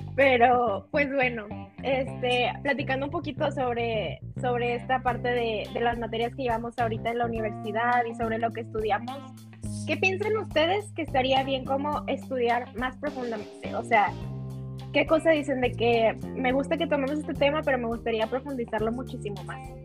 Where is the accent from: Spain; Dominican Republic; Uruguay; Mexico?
Mexico; nosotros vivimos en México